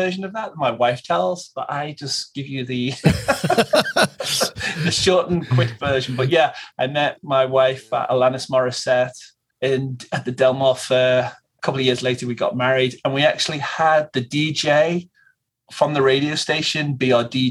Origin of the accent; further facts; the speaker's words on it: England, United Kingdom; moved away as an adult; now in United States; me and my English friends, we're all from England. We all came over pretty much the same time.